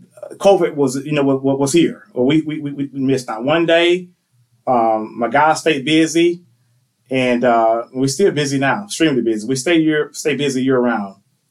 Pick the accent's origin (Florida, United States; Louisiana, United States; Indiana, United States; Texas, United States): Florida, United States; Miccosukee; also born or lived in Thomasville, Georgia; now in Tallahassee, United States; I was actually born up in Thomasville at Archibald Moore Hospital. Right after I was born, we moved back to Mickasicki, Florida. That's where I'm from. And that's where I grew up at, in Mickasicki.